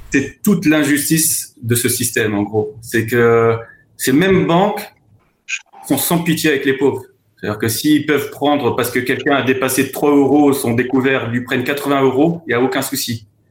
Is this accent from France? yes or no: yes; France; je suis issu euh, de parents qui sont issus de l'immigration, donc je suis né en France.